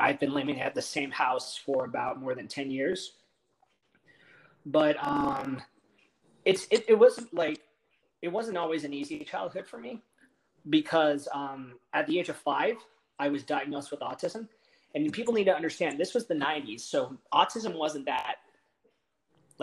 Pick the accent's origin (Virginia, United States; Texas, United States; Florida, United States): Texas, United States; also born or lived in Los Angeles area, California; we moved to Texas for work for my dad's job